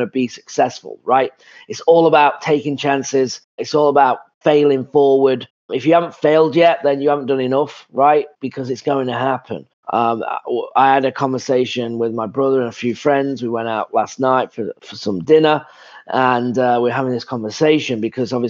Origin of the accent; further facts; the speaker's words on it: England, United Kingdom; moved away as an adult; I'm from England.